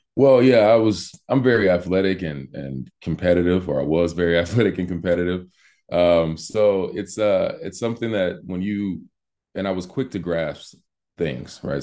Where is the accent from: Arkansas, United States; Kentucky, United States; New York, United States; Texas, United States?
Texas, United States; Missouri City; moved away as an adult; also born or lived in Los Angeles, California / Miami, Florida; now in Walla Walla, United States; I'm from Missouri City, Texas, by way of Los Angeles. Um, spent most of my childhood in both places